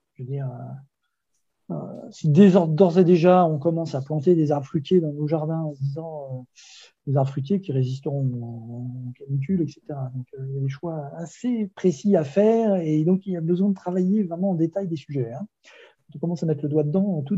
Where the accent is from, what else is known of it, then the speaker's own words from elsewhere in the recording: Brittany, France; Moi, je suis breton